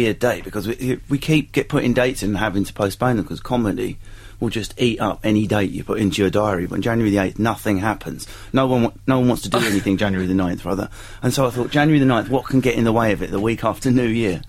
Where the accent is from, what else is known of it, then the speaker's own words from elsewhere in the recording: Enfield, London, United Kingdom; moved away as an adult; now in Westcliff-on-Sea, United Kingdom; All my family are from Westcliff originally. By the time I was born, I was brought up in North London, Enfield.